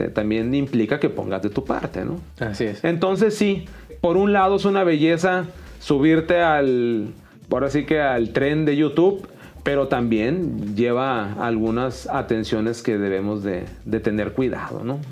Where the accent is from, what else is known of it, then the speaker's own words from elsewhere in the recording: Mexicali, Baja California, Mexico; yo soy de Mexicali, Baja California